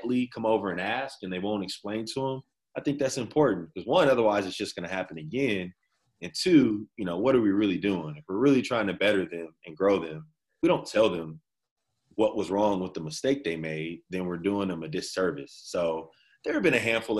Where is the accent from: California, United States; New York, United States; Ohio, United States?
California, United States; Inglewood; also born or lived in Davis, California; I grew up in Inglewood